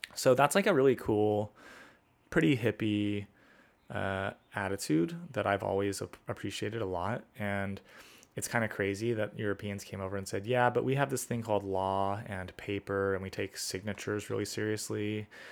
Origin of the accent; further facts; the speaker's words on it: United States; as an American